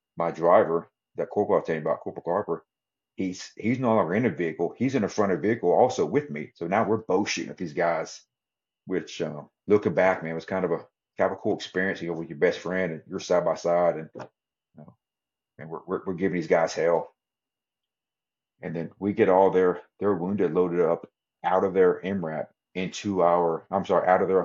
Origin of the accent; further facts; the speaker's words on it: Texas, United States; I'm from Texas